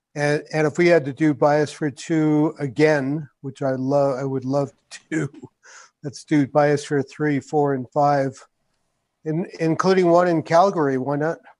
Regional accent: New York, United States; now in New Mexico, United States; I grew up in New York, which is kind of a melting pot

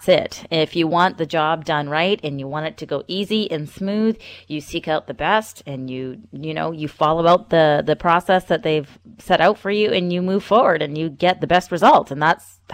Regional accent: North Vancouver, British Columbia, Canada; I grew up in North Vancouver

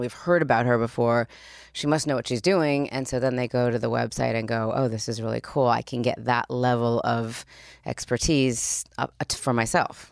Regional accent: Los Angeles, California, United States; also born or lived in Spain / Australia / Switzerland; I grew up here. I went to Beverly Hills High School. I grew up right here

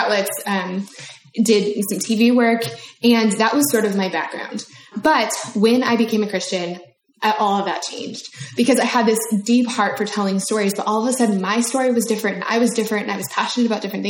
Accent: Denver, Colorado, United States; moved away as an adult; now in Nashville, United States; I'm a Denver native. I grew up in Denver, Colorado, but I've lived in the South for a long time now

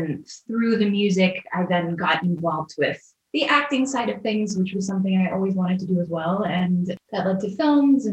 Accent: Orlando, Florida, United States; I grew up in Orlando, Florida

